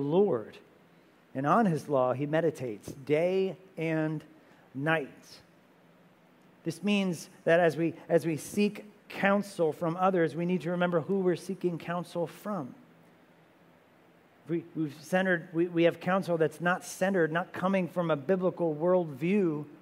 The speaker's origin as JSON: {"language": "English", "region": "New Jersey", "country": "United States", "said": "We're also from New Jersey"}